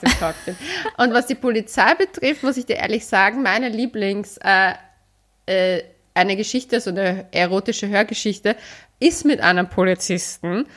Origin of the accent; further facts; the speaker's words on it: Vienna, Austria; ich bin ja eigentlich Wienerin, aber meine Mama ist ja aus Oberösterreich